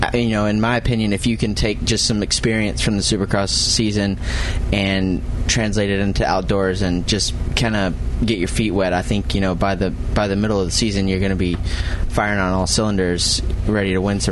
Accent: United States; also born or lived in Europe; as an American who struggled his face off in the sand in Europe for 5 years

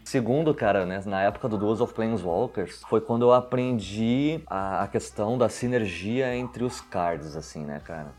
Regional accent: Porto Alegre, Rio Grande do Sul, Brazil; moved away as an adult; also born or lived in São José dos Campos, São Paulo / Santa Catarina; now in Guarulhos, Brazil; eu nasci, me criei em Porto Alegre, fiquei lá até os 25 anos de idade.

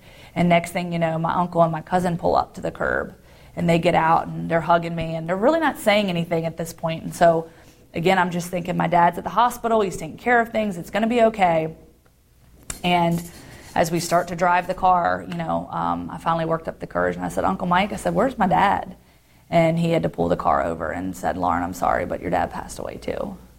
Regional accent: Guantanamo Bay, Guantánamo, Cuba; born there; I was born in Guantanamo Bay, Cuba. Gitmo

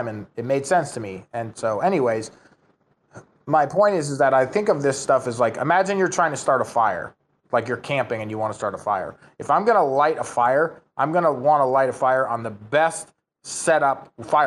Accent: United States; moved away; I'm from the United States originally

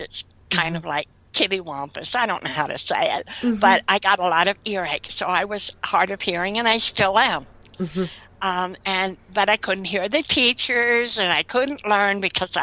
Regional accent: Winona, New Jersey, United States; I grew up in Winona, New Jersey

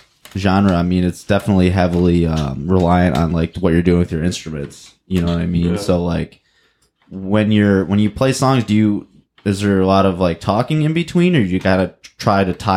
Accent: near Flint, Michigan, United States; I went to high school like 20 minutes from Flint

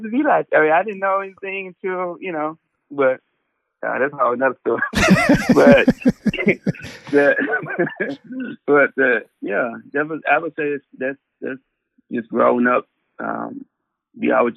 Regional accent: Arlington, Tennessee, United States; I grew up in an area called Arlington, which is right outside of Memphis.

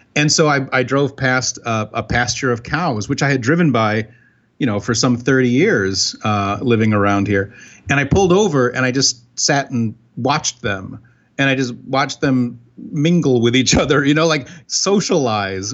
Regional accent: Binghamton, New York, United States; I grew up in Binghamton, New York

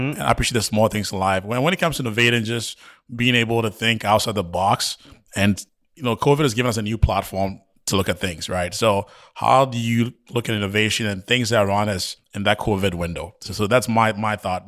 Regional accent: Ghana; moved away; I was born and raised in Ghana

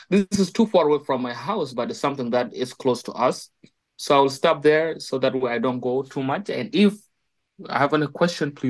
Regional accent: South Sudan; I'm from South Sudan.

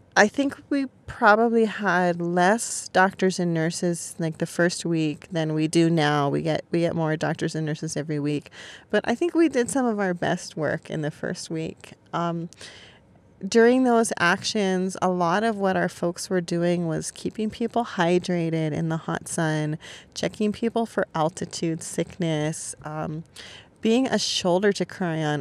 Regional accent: California, United States; moved away as an adult; also born or lived in New York City; now in Maui, United States; I was born and raised in California and lived in New York City for eleven years

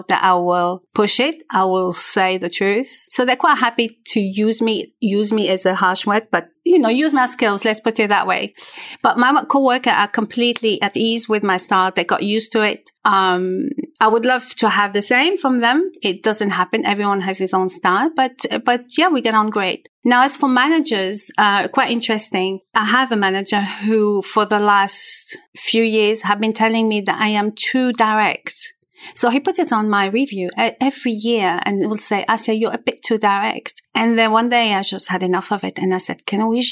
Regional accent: Algeria; first language French; English is a second language; now in Switzerland; I was born in Algeria, and I was raised by two very, very special parents

